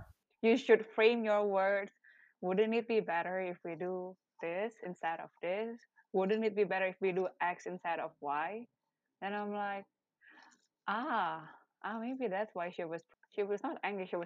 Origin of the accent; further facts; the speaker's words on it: Indonesia; first language Indonesian; English is a second language; moved away as an adult; also born or lived in Malaysia; Bahasa is my mother tongue